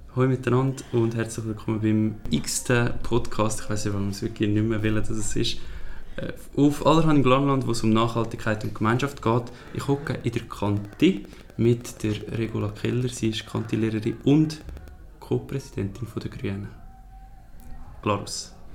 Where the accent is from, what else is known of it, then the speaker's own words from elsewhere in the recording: Switzerland; wir als Schweizer